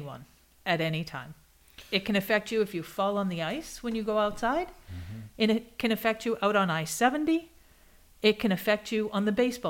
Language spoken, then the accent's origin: English; Boston, Massachusetts, United States; moved away as an adult; now in Kansas, United States; I am from Boston